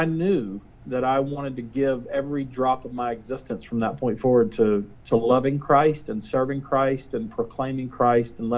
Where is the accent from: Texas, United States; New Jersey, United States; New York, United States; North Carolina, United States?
North Carolina, United States; Statesville; also born or lived in Raeford, North Carolina; I grew up in Statesville, which is right above Charlotte.